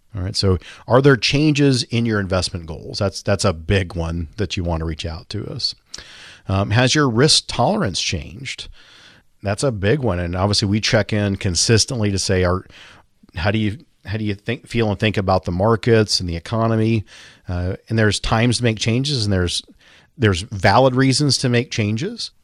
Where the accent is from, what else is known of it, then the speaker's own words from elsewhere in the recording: Linden, Kansas, United States; I grew up in Linden, Kansas, population twelve hundred.